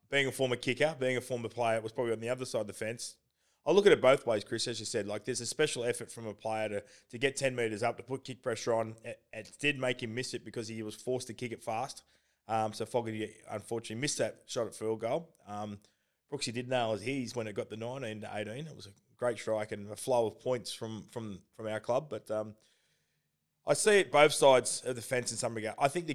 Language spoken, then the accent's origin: English; Belmont, New South Wales, Australia; Born Belmont. And raised in Belmont, yeah, which is where Lakes United play from.